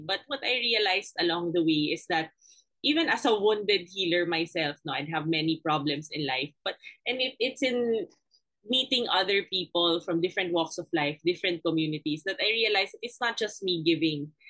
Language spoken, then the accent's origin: English; Manila, Metro Manila, Philippines; I grew up in Paco, Manila.